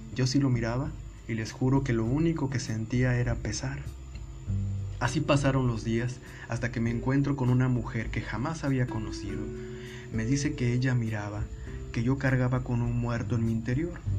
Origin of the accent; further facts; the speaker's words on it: Monterrey, Nuevo León, Mexico; moved away; en el 2006 me mudo a mi ciudad de origen, a Monterrey, Nuevo León, México